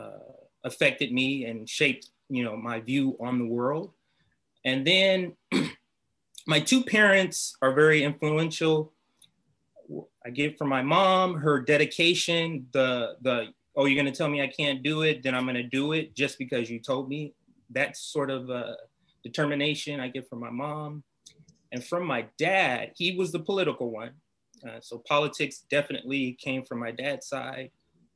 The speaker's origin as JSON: {"language": "English", "town": "Compton", "region": "California", "country": "United States", "tie": "born or raised there", "also_born_or_lived": "Los Angeles, United States", "said": "I grew up in Compton"}